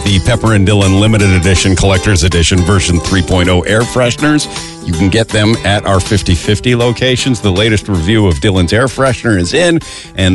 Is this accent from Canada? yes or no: yes; Calgary, Alberta, Canada; now in Edmonton, Canada; I was born in Calgary